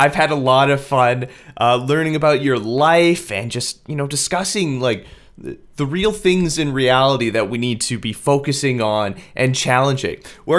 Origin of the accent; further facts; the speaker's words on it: Winkler, Manitoba, Canada; moved away; I grew up in Winkler, like a small rural town.